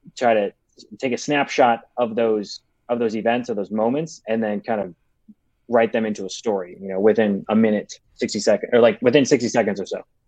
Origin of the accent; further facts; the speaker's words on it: Chicago, Illinois, United States; now in Los Angeles, United States; I'm from Chicago. I live in LA right now